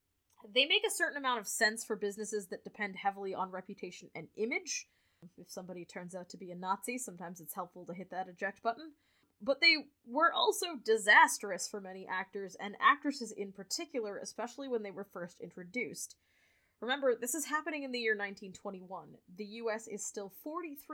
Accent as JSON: {"language": "English", "country": "Canada", "also_born_or_lived": "United States", "said": "we're Canadian"}